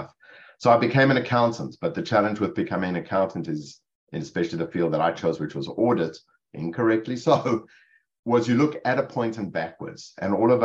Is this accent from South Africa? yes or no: yes; Cape Town, Western Cape, South Africa; moved away as an adult; now in Rutherford, United States; It's Cape Town, South Africa. I grew up in Cape Town.